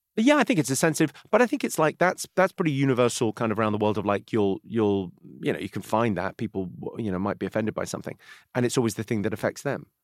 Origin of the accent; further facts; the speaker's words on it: Slough, South East England, United Kingdom; I grew up in Slough where The Office is set.